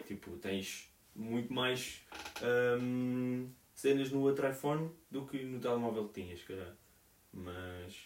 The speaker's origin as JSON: {"language": "Portuguese", "country": "Portugal", "moved": "yes", "lives_now": "Portland, United States", "said": "nós em Portugal"}